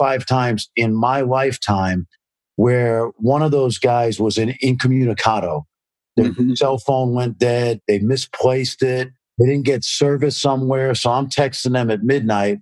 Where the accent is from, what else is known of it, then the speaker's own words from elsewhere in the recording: New York City, New York, United States; I grew up in Brooklyn, New York, in a very racially mixed area